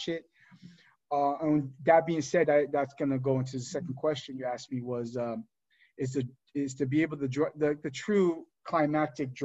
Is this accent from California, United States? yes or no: no; New Jersey, United States; as a kid growing up in Jersey